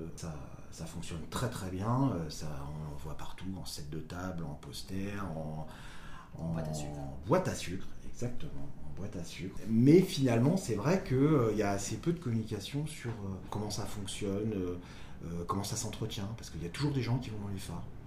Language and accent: French; Côtes-d'Armor, Brittany, France; moved away; je viens des Côtes d'Armor, donc au bord de la mer